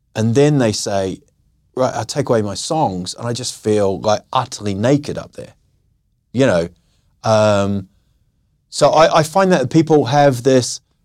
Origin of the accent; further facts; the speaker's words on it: New Zealand; moved away as an adult; also born or lived in England; now in Sweden; I was born in England, I grew up in New Zealand, and I've sort of found this niche, I would say, of being the outsider in Sweden